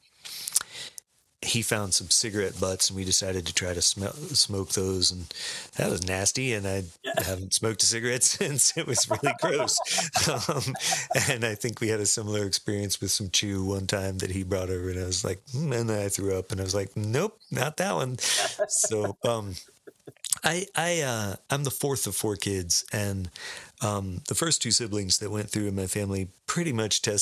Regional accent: Sarasota, Florida, United States; I grew up in Sarasota, Florida

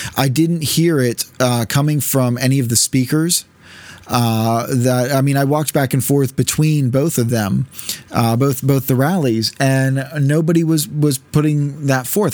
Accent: United States; as American citizens

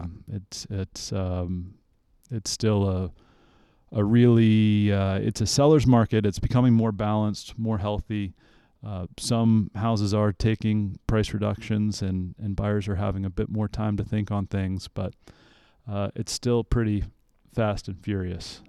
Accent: Central Virginia, United States; also born or lived in Charlottesville, Virginia; I was born in Central Virginia

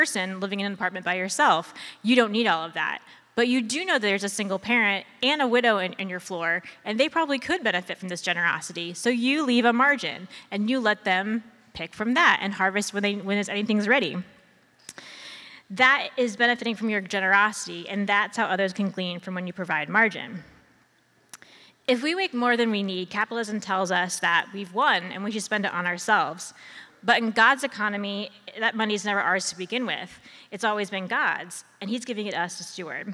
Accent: Ohio, United States; I am from Ohio, I did not grow up on a farm. I grew up in the suburbs

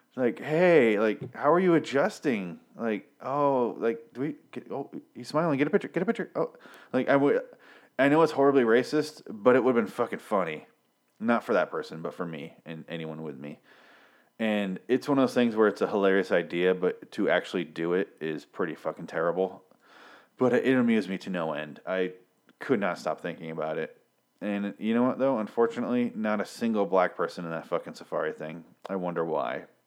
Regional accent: Michigan, United States; I'm from Michigan, which is just around the lake

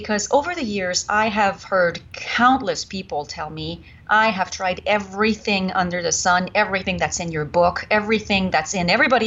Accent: Canada; accent: French Canadian; English is a second language; moved away as an adult; now in United States; I was French Canadian. I am French Canadian

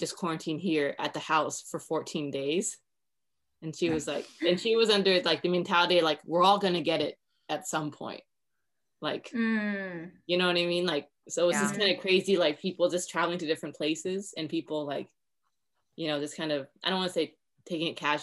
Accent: California, United States; I'm from California

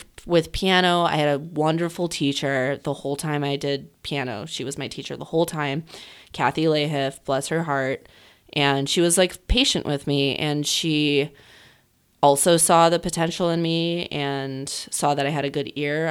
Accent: Chicago, Illinois, United States; moved back here because my mom's family is from here

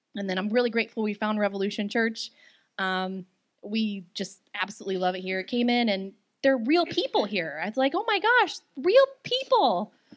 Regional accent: Hot Springs, Arkansas, United States; moved away as an adult; also born or lived in Houston; I'm from Hot Springs, Arkansas

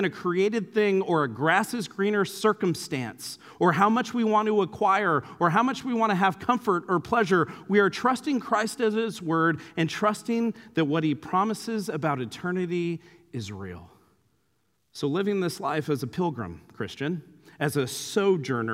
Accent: Santa Clara, California, United States; my hometown of Santa Clara

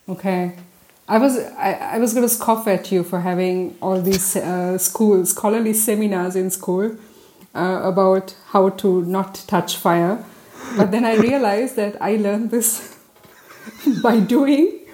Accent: Gießen, Hesse, Germany; I'm from Gießen, and when we go to clubs in Gießen

